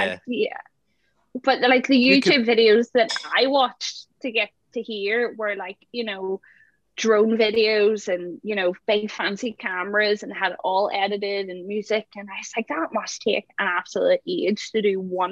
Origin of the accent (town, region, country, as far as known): Belfast, Northern Ireland, United Kingdom; accent: Belfast